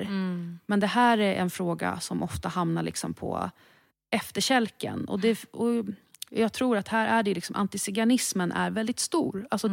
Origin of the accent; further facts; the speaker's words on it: Stockholm, Stockholm County, Sweden; född och uppvuxen i Stockholm